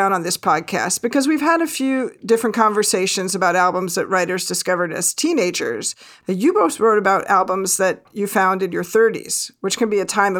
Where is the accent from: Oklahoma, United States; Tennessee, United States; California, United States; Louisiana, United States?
Tennessee, United States; my home state of Tennessee